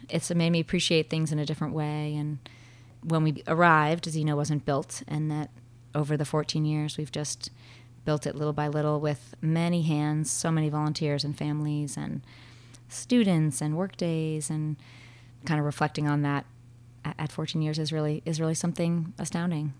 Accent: Martha's Vineyard, Massachusetts, United States; moved away as an adult; also born or lived in Vermont; now in Bristol, Vermont, United States; I grew up on Martha's Vineyard, a small island off the coast of Massachusetts, close to Boston

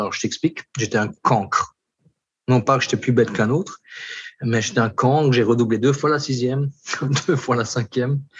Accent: Alsace, Grand Est, France; born or raised there; moved away as an adult; now in French Guiana

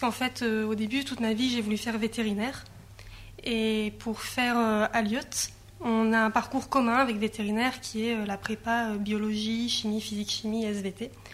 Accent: Grenoble, Auvergne-Rhône-Alpes, France; moved away; j'ai grandi à Grenoble, donc euh, j'étais loin de la mer

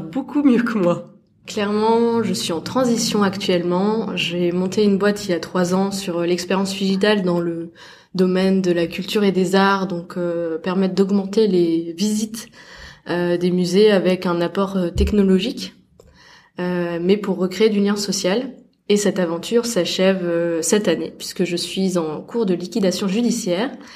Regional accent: Alsace, Grand Est, France; moved away as an adult; je venais d'Alsace

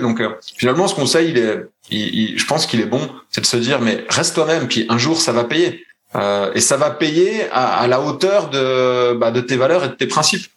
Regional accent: Besançon, Bourgogne-Franche-Comté, France; moved away as an adult; now in Switzerland; je suis né à Besançon

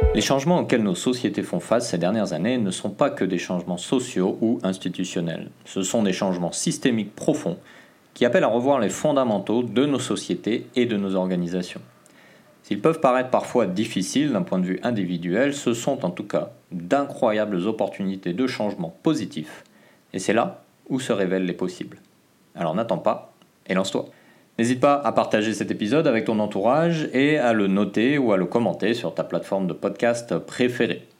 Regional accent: French Polynesia; chez nous, en Polynésie

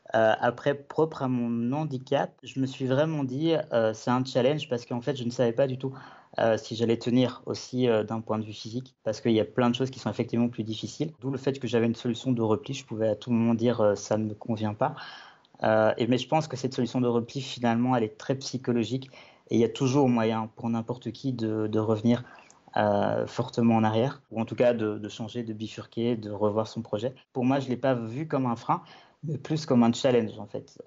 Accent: Belgium; moved away as an adult; now in Avignon, France; je viens de Belgique, j'ai 29 ans

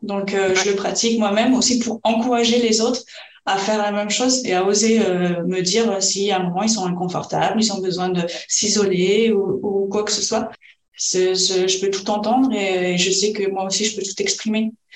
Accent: France; moved away as an adult; also born or lived in Spain; nous on est français

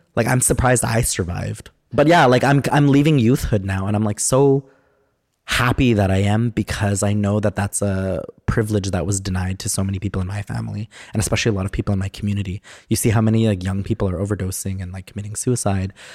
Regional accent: Edmonton, Alberta, Canada; also born or lived in Sherwood Park / Enoch Cree Nation / Alexis Nakota Sioux Nation / Paul First Nation; I grew up in Edmonton and then just, like, a little bit in Sherwood Park

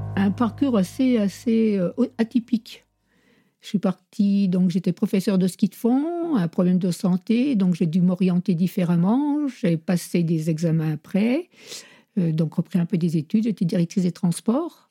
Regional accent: Courchevel, Auvergne-Rhône-Alpes, France; Je suis habitante de Saint-Bon, donc originaire du chef-lieu

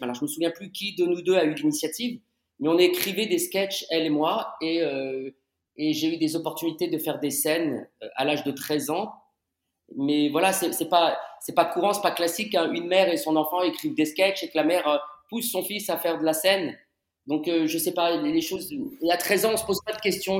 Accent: Paris, Île-de-France, France; J'ai grandi à Paris, j'ai fait mes études à Paris.

